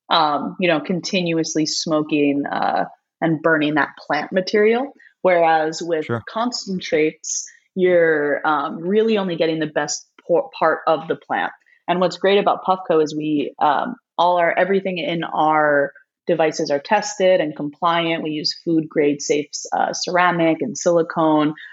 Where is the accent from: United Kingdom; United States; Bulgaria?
United States; East Coast; I'm, I'm from the East Coast, so I'm in all black right now.